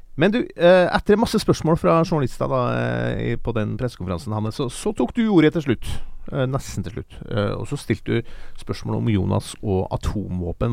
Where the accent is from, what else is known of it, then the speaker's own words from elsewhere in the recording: Sørlandet, Southern Norway, Norway; jeg kommer fra Sørlandet